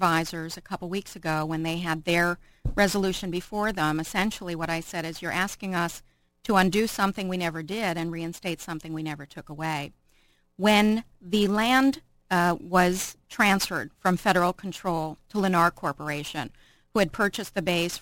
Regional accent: Buffalo, New York, United States; now in Irvine, United States; I'm originally from Buffalo, New York. My dad was actually an anchorman in Buffalo for 40 years

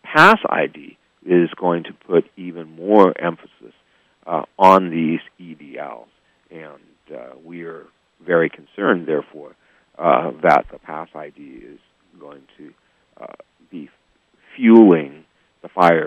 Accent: Seattle, Washington, United States; also born or lived in New York City, New York; now in San Francisco Bay Area, United States; I grew up in Seattle, Washington, back when I was a kid.

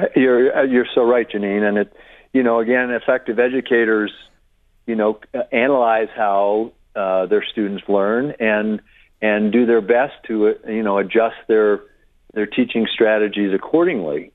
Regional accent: Westport, Connecticut, United States; moved away as an adult; I grew up in Westport

